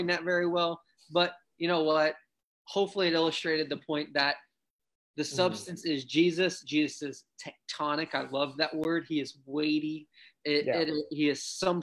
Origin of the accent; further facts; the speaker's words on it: Ohio, United States; growing up in Ohio